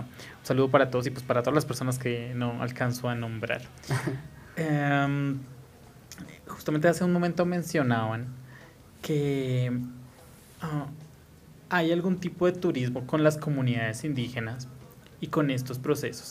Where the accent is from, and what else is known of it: Bogotá, Colombia